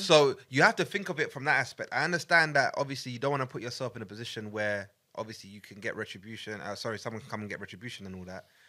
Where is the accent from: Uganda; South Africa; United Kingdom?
Uganda; Buganda, Central Region; I'm a Muganda from Uganda of Buganda